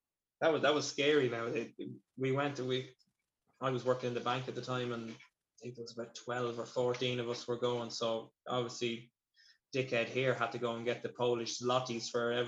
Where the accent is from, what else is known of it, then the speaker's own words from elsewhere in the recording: Ireland; the lads I grew up with in Screen.